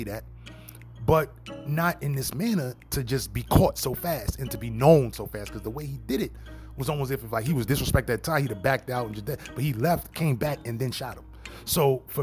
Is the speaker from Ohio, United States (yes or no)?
no; New York, United States; not from LA. I'm from New York.